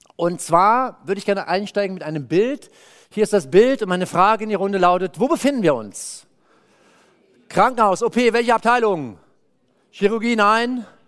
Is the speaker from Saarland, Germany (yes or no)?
no; Cologne, North Rhine-Westphalia, Germany; Ich komme aus Köln